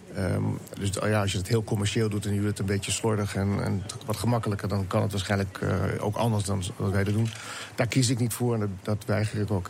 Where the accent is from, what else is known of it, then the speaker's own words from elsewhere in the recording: Netherlands; als Nederlander